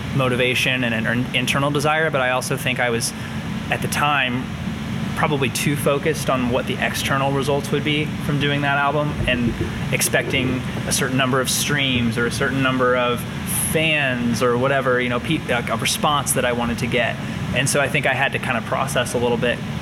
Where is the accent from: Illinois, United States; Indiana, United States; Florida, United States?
Indiana, United States; New Palestine; now in Indianapolis, United States; I grew up in New Palestine, Indiana